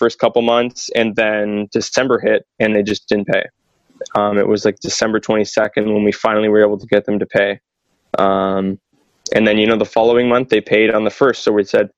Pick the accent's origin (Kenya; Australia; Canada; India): Canada; London, Ontario; I grew up in London in a really good community.